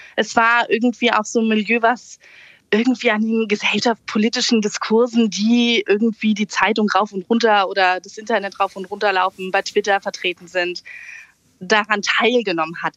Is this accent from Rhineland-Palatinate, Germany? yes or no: no; Berlin, Germany; moved away as an adult; also born or lived in southern Hesse; now in Hesse, Germany; Ich wurde in Berlin geboren und lebe jetzt auf einem hessischen Dorf in Südhessen